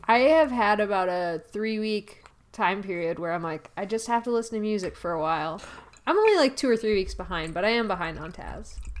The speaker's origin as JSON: {"language": "English", "town": "Milwaukee", "region": "Wisconsin", "country": "United States", "tie": "born or raised there", "said": "our hometown, Milwaukee"}